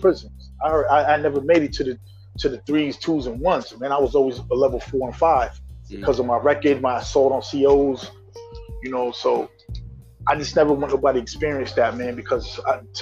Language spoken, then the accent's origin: English; New London, Connecticut, United States; also born or lived in Minneapolis, Minnesota; I was born in Minneapolis, but I've been in New London, Connecticut since I was 7 years old. So that is my hometown